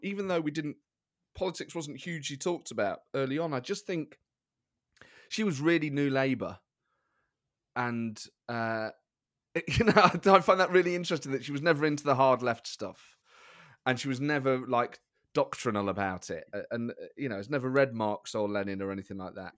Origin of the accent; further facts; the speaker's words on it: Nottingham, East Midlands, United Kingdom; I grew up in Nottingham with my mum and my sister.